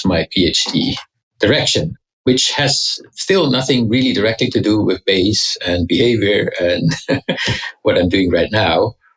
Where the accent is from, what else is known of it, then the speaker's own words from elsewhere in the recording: Switzerland; moved away as an adult; also born or lived in Zurich; now in United States; I grew up in Switzerland.